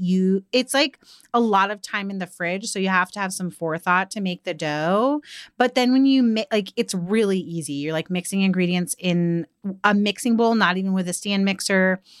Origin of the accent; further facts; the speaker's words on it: the South, United States; I, as a Southerner